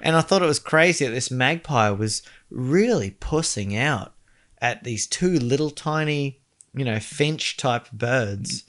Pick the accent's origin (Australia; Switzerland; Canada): Australia; as an Australian